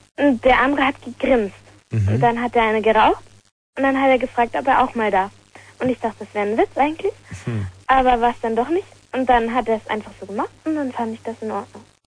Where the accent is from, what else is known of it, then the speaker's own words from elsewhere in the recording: Lower Saxony, Germany; ich komme aus Niedersachsen